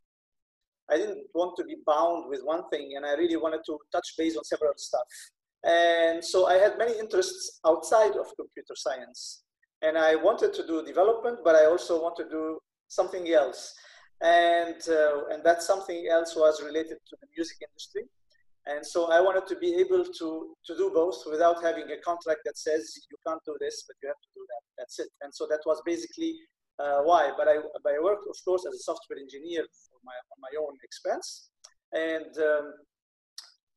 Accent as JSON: {"language": "English", "town": "Beirut", "region": "Beirut Governorate", "country": "Lebanon", "tie": "born or raised there", "also_born_or_lived": "Brussels, Belgium", "moved": "yes", "lives_now": "Luxembourg", "said": "I was born in Beirut, in Lebanon, long time ago. So I grew up during the time where there were 17 years of war in Lebanon. And I landed with my parents in Brussels in 1991"}